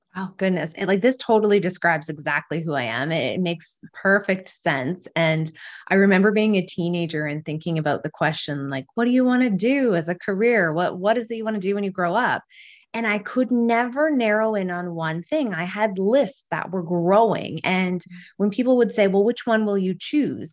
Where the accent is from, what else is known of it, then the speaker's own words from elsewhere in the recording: Alberta, Canada; now in Kingston, Canada; I'm originally from Alberta